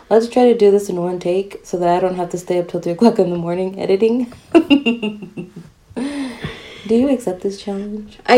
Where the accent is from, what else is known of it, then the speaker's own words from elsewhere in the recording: United States; I'm American.